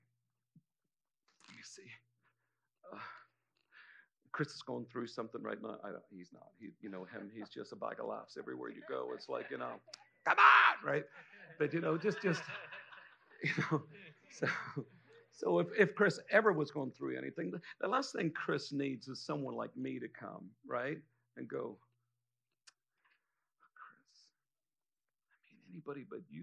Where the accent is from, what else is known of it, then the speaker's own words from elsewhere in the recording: Ireland; me being Irish